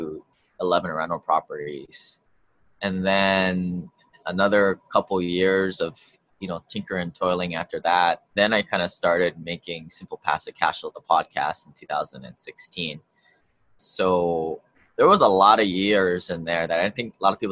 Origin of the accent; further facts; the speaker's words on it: Hawaii, United States; I grew up here in Hawaii